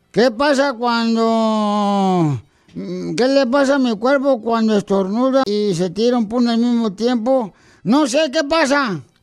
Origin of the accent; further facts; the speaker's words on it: Jalisco, Mexico; somos de Jalisco